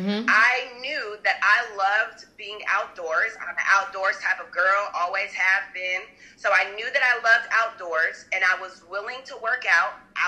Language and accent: English; Arizona, United States; I'm from Arizona